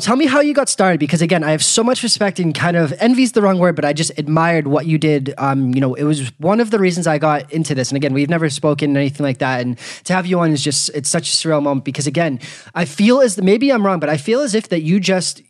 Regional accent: Boston, Massachusetts, United States; Okay, yeah, I grew up in Boston.

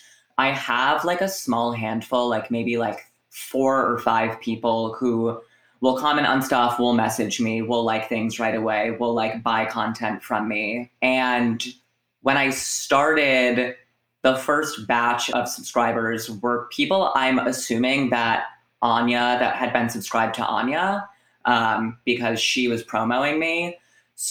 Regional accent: Providence, Rhode Island, United States; now in New York, United States; So I'm 25 years old. I am from Providence, Rhode Island.

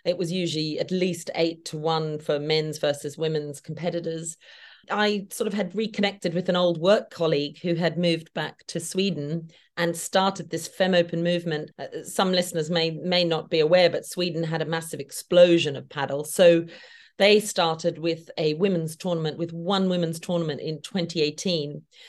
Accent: Australia; now in United Kingdom; Well, being an Aussie living in the UK, I obviously, it's a pleasure to be on your podcast.

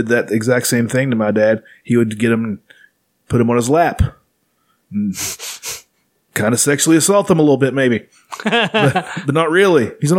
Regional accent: Dixie, West Virginia, United States; It's right beside where I grew up, right beside the Dixie sign, unincorporated.

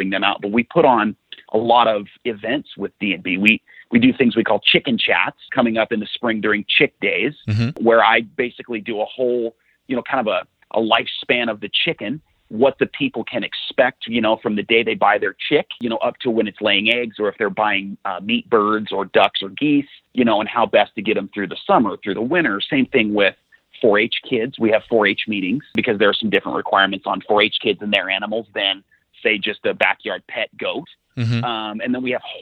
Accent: Lewiston, Idaho, United States; I grew up in Lewiston, Idaho, up a little farther north.

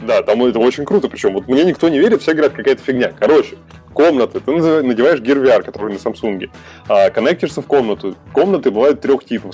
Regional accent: Russia; я из России живу

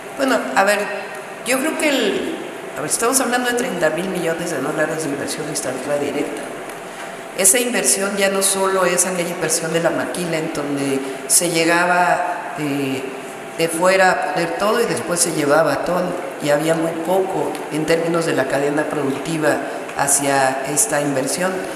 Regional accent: Mexico City, Mexico; soy mujer, nací en la Ciudad de México.

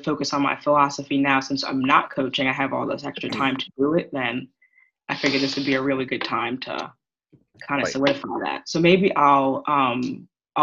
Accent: Long Island, New York, United States; I'm from New York, so I was on Long Island when this happened

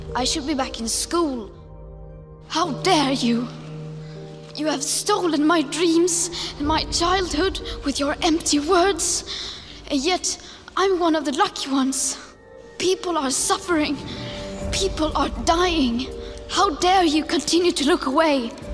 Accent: Norway; moved away as an adult; now in Poland; I'm from Norway. Uh, I study here in Poland

